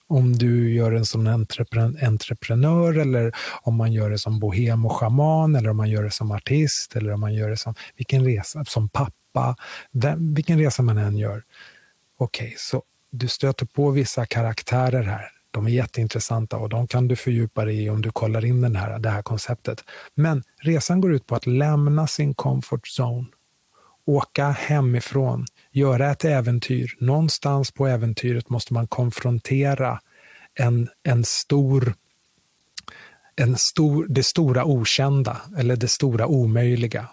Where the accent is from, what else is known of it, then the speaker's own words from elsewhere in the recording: Sweden; also born or lived in Kinshasa, Congo / New York; det Sverige som jag växte upp i, och som har format mig, för jag är väldigt svensk